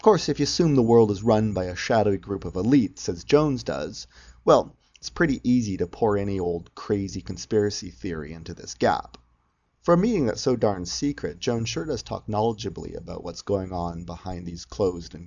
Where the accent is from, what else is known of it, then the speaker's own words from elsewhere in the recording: Canada; As a Canadian